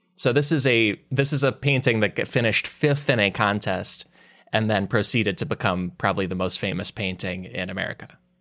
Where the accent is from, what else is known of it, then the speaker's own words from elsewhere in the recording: Glen Ellyn, Illinois, United States; me growing up in Glen Ellen, Illinois